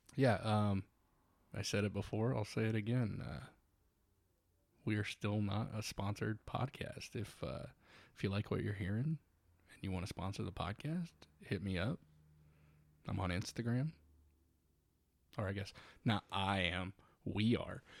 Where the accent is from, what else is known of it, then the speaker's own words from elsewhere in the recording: Northwest Indiana, United States; being from Northwest Indiana and being a huge Cubs fan